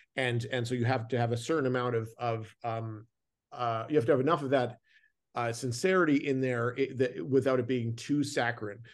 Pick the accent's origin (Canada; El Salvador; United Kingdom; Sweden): Canada; I grew up in Canada, so I'm very familiar with snow.